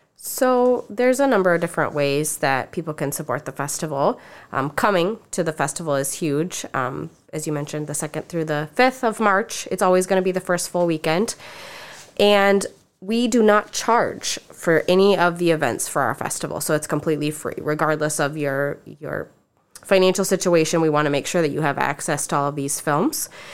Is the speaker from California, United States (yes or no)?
no; Lake Mills, Iowa, United States; moved away as an adult; also born or lived in Decorah, Iowa; I'm from Lake Mills, Iowa.